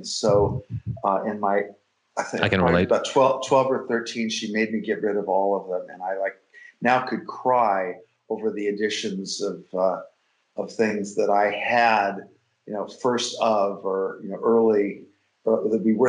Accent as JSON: {"language": "English", "town": "San Diego", "region": "California", "country": "United States", "tie": "born or raised there", "said": "And I grew up in San Diego. I had a single mother raise me"}